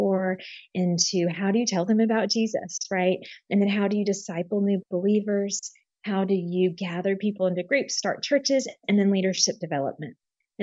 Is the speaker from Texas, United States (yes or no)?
yes; San Marcos, Texas, United States; moved away as an adult; also born or lived in Germany / France / West Africa; So I grew up in Texas. I was born and raised most of my life in Texas, and actually right near Austin in a little town called San Marcos